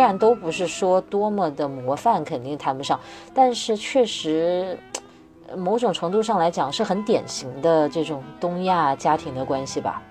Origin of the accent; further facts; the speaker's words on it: Wuhan, Hubei, China; moved away; 我是武汉人